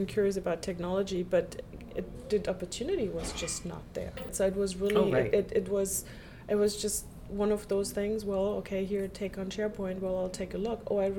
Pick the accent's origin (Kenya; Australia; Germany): Germany; Munich, Bavaria; also born or lived in Los Angeles, United States; I was born in Munich, and I actually grew up right in the heart of Munich.